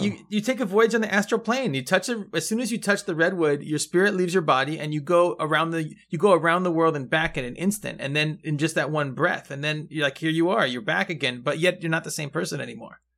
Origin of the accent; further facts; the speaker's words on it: Mendocino County, California, United States; I'm from Mendocino County